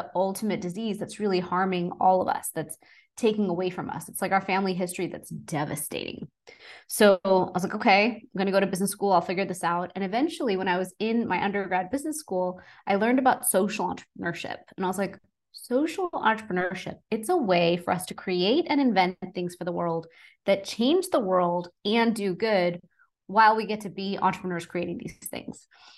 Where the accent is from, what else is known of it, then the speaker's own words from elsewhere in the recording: Texas, United States; So I'm originally from Texas and born and raised